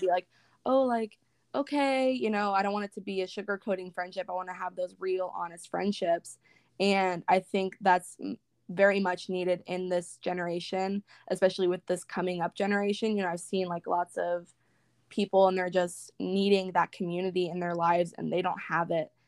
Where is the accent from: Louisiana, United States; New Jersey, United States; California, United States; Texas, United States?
California, United States; Northern; moved away as an adult; now in Northern Florida, United States; I currently live in Northern Florida, but I'm from Northern California. I moved here about five months ago